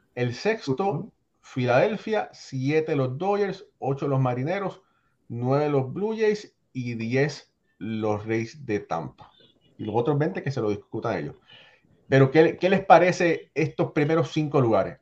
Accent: Puerto Rico; yo soy boricua de padres cubanos

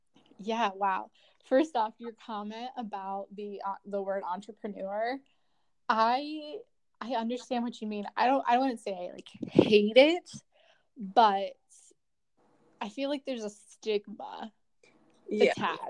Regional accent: Akron, Ohio, United States; moved away as an adult; so I'm also from the Midwest. We're both from Ohio, and I'm from originally the Akron area.

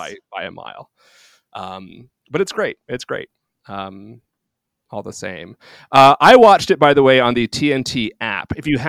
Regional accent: England, United Kingdom; I'm English

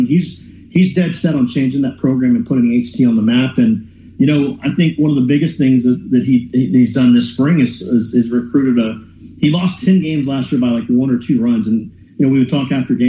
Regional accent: Houston, Texas, United States; a kid growing up in Houston

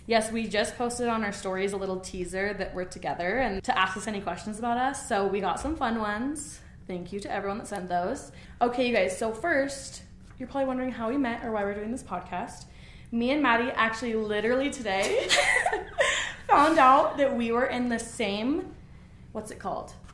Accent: Gilbert, Arizona, United States; moved away as an adult; now in Utah, United States; I'm from Gilbert, Arizona. Um, I was born and raised there, and then I moved up here um, when I was 18 after I graduated high school.

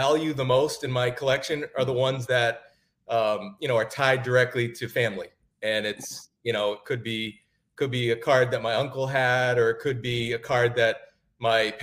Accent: New England, United States; I'm originally from New England

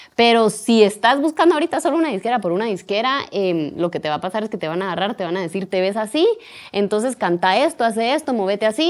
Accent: Guatemala; como guatemaltecos

